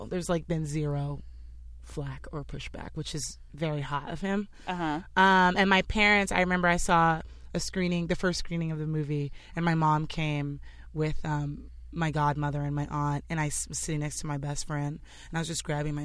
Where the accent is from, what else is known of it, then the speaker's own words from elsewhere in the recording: Los Angeles, California, United States; moved away as an adult; now in New York, United States; I'm from LA and New York after living here for like 6 years